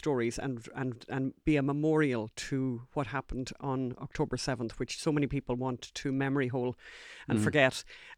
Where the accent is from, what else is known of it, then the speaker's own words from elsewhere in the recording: Ireland; First time in my life that I've ever apologised for being Irish.